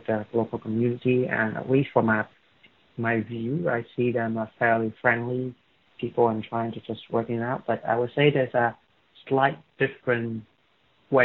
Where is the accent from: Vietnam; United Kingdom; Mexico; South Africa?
Vietnam; Da Nang; moved away as an adult; now in Melbourne, Australia; I came from Da Nang, it's the middle part of Vietnam